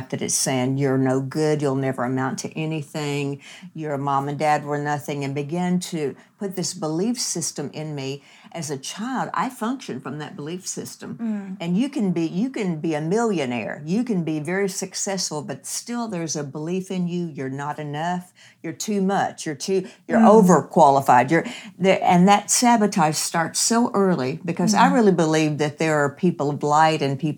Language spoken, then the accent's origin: English; Kentucky, United States; hillbilly community in Kentucky. I'm from Kentucky.